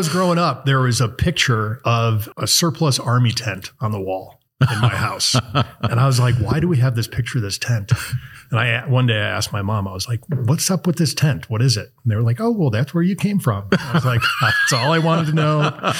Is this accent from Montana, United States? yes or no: no; La Grange, Illinois, United States; I grew up in Chicago, in the suburbs of Chicago, in a place called LaGrange, you know, about 30 minutes outside of the city from the lakefront.